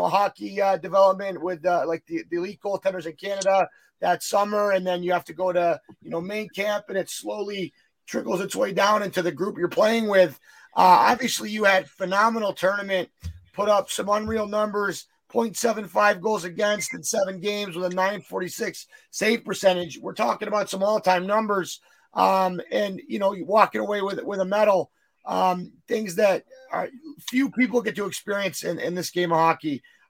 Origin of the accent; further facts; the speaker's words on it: United States; also born or lived in Ontario; being an American